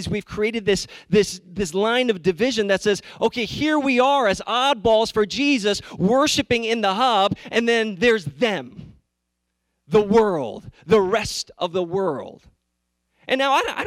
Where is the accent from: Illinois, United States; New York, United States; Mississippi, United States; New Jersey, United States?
New York, United States; New York City; I grew up in New York City